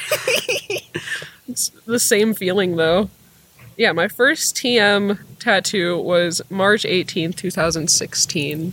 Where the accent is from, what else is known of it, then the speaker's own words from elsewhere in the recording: Sacramento, California, United States; I am from Sacramento